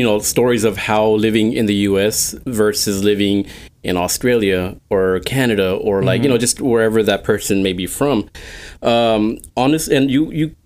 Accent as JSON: {"language": "English", "region": "Texas", "country": "United States", "said": "we're from Texas"}